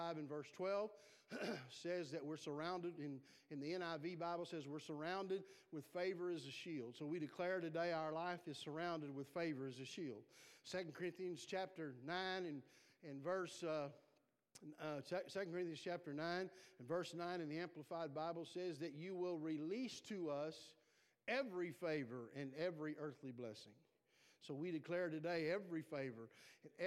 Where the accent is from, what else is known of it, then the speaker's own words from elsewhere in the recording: South Texas, United States; I'm from South Texas